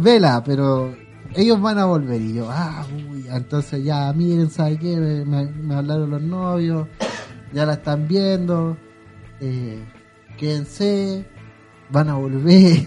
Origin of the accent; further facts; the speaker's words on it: Quilicura, Santiago Metropolitan Region, Chile; yo soy de Quilicura